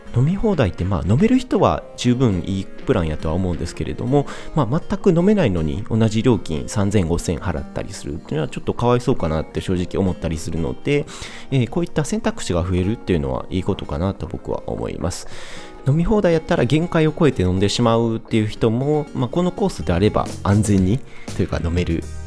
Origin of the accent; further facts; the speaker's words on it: Kansai, Japan; 僕自身が関西人なので